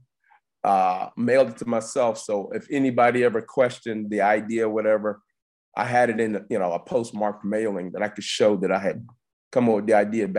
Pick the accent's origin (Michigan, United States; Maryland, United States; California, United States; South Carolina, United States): South Carolina, United States; I'm an inventor from South Carolina